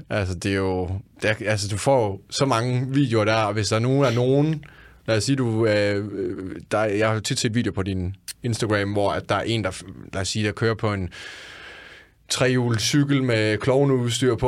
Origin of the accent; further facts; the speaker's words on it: Randers, Central Denmark Region, Denmark; jeg er fra Randers